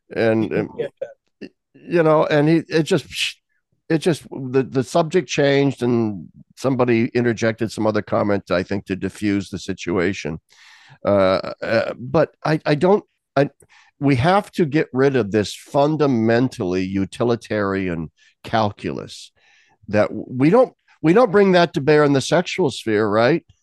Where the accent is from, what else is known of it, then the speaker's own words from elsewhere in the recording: Nebraska, United States; now in Pennsylvania, United States; I'm from Nebraska. I, I've lived in Pennsylvania for 30 years